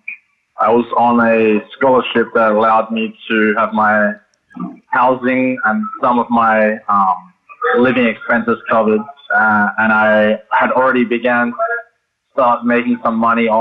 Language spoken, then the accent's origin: English; Adelaide, South Australia, Australia; moved away as an adult; also born or lived in Oregon, United States / Hawaii, United States; I was in Adelaide, Australia, which is my hometown